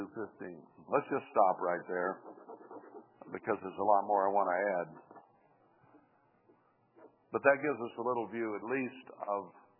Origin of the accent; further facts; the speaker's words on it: United States; us as American people.